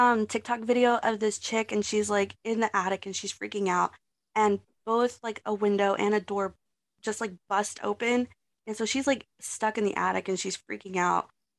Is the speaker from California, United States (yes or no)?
no; Texas, United States; I'm from Texas, so.